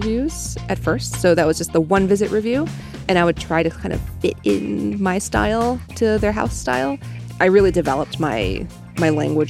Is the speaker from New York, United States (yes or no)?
yes; New York City, New York, United States; now in San Francisco, United States; I grew up in New York City, in Manhattan, because my mom was in the fashion industry. She was a single mom.